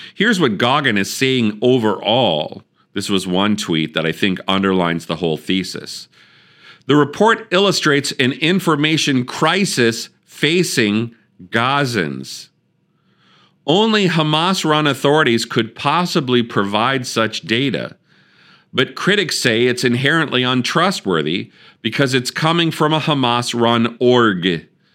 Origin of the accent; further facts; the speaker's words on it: Wisconsin, United States; I'm from Wisconsin.